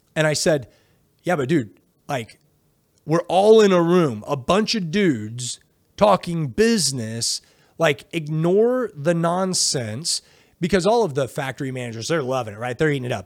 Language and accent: English; United States; I'm from America